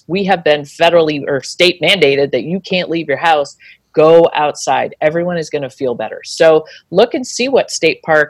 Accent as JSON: {"language": "English", "region": "Alaska", "country": "United States", "said": "We are originally from Alaska."}